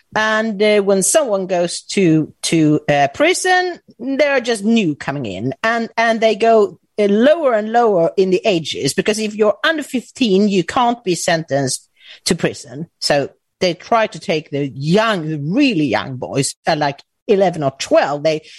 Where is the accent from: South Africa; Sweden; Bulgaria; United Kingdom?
Sweden; also born or lived in Malmö